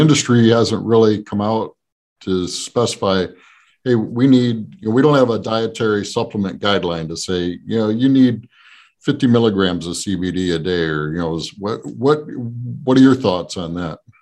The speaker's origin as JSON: {"language": "English", "region": "New Jersey", "country": "United States", "tie": "born or raised there", "said": "I grew up uh, South Jersey"}